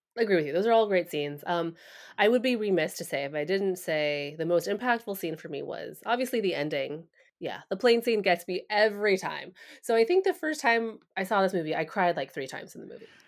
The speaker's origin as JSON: {"language": "English", "country": "United States", "said": "Asian Americans"}